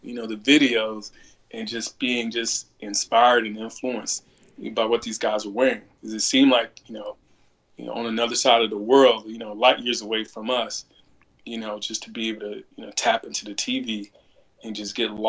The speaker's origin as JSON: {"language": "English", "town": "Florence", "region": "South Carolina", "country": "United States", "tie": "born or raised there", "moved": "as an adult", "said": "growing up in Florence, I have a huge family."}